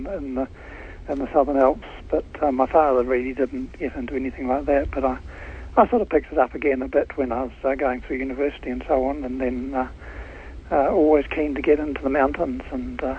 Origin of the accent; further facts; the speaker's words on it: Christchurch, Canterbury, New Zealand; moved away as an adult; now in Auckland, New Zealand; I came from Christchurch. We moved up to Auckland a few decades ago now